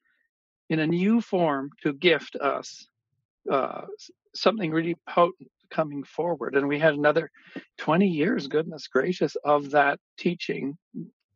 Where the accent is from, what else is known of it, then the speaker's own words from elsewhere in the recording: Kamloops, British Columbia, Canada; when I was growing up in Kamloops, BC in mid-70s